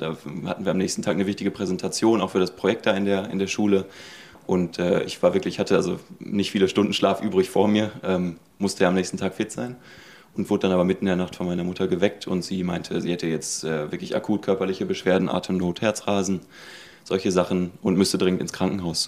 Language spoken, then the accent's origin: German; Herdecke, North Rhine-Westphalia, Germany; moved away as an adult; now in Hamburg, Germany; Ich bin also gebürtig in Herdecke, das ist quasi mitten in Nordrhein-Westfalen, so Richtung Hagener Ecke, so ein bisschen, ein bisschen südlich. Bin da auch aufgewachsen in der Ecke